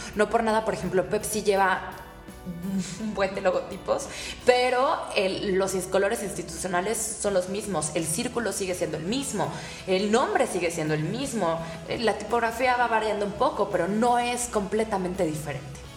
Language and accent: Spanish; Mexico; qué ingeniosos somos los mexicanos